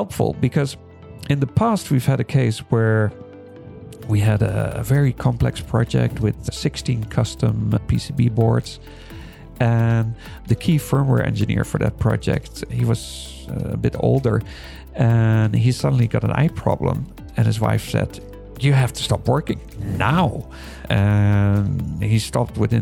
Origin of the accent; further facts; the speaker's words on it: Netherlands; now in Taiwan; I'm from Holland